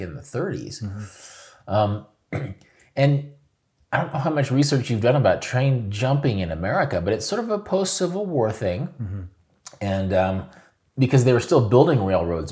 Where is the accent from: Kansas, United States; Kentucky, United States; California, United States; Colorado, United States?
Kansas, United States; moved away as an adult; also born or lived in Oregon / Seattle / South Korea; I was a kid from Kansas